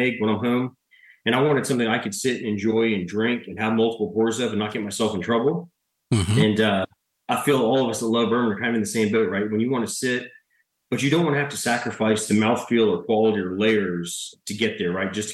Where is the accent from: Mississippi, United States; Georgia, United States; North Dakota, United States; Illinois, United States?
Mississippi, United States; Mississippi, my home state